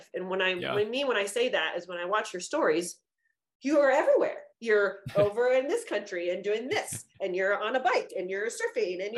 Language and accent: English; California, United States; we're both from California